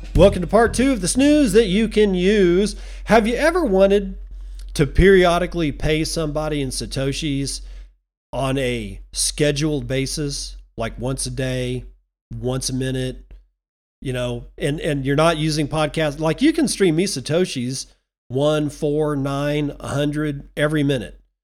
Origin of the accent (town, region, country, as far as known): United States